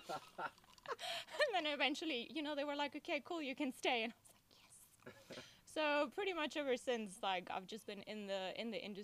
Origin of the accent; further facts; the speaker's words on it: Venezuela; now in Hoedspruit, South Africa; Where I grew up in Venezuela, that's northern South America